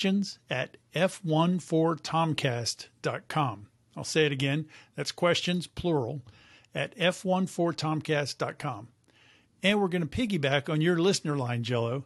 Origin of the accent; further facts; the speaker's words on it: Jacksonville, Florida, United States; I grew up in Jacksonville, Florida